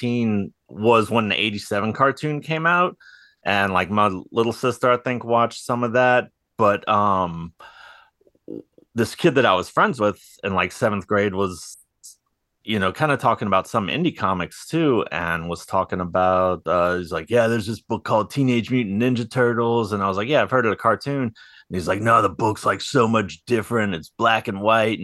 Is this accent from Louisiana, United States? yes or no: yes; New Orleans, Louisiana, United States; I'm from New Orleans and watching the riverboats go